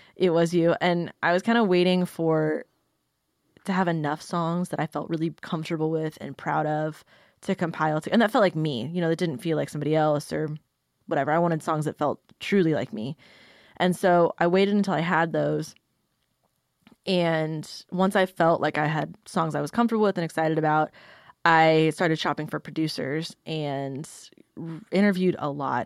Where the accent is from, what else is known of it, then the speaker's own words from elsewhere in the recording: Sioux City, Iowa, United States; now in Nashville, United States; I'm originally from Sioux City, Iowa. I've lived in Nashville for, like, five years-ish